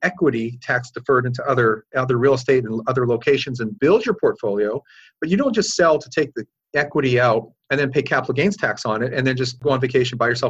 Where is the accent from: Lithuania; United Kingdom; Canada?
Canada; Calgary, Alberta; moved away as an adult; now in Orange County, United States; I'm originally from Calgary, grew up and went to school and all that kind of stuff